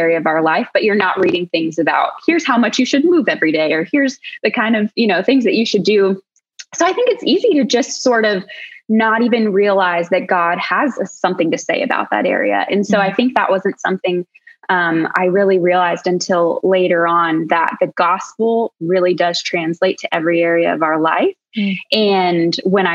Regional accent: Colorado, United States; we're from Colorado, which everybody in Colorado just loves to be outside

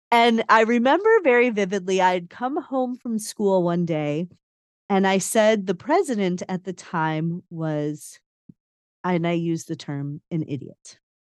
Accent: Chicago, Illinois, United States; I, I grew up in Chicago

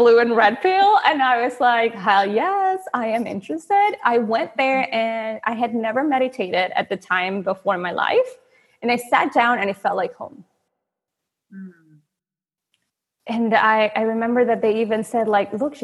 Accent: Venezuela; moved away; I'm from Venezuela, and that has been born and raised

